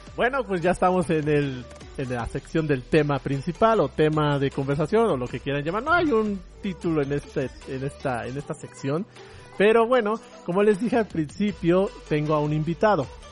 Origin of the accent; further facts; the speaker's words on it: Mexico; en mi país